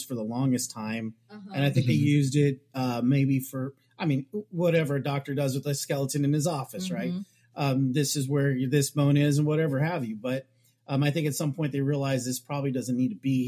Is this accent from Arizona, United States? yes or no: yes; Tucson, Arizona, United States; also born or lived in San Diego, California / Sonora, Mexico (ancestry) / Scotland (ancestry); I was raised somewhat in Tucson, Arizona, and in San Diego